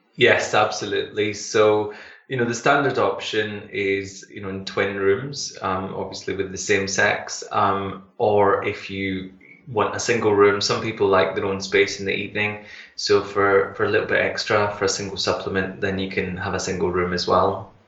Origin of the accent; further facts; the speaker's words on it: Glasgow, Scotland, United Kingdom; I come from um, in Glasgow